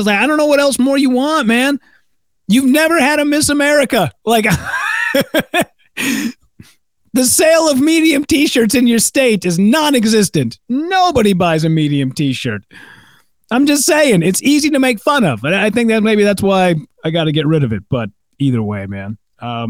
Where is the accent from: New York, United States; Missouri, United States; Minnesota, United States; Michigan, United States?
Minnesota, United States; Hibbing; now in Minneapolis, United States; my hometown of Hibbing